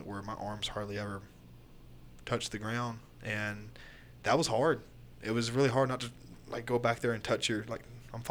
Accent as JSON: {"language": "English", "region": "Florida", "country": "United States", "tie": "born or raised there", "moved": "yes", "said": "I grew up there"}